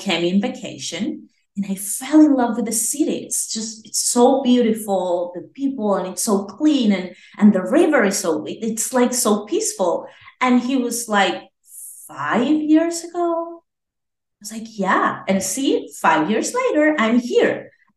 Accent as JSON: {"language": "English", "country": "Venezuela", "tie": "born or raised there", "said": "I'm from Venezuela. Yes, I was born there."}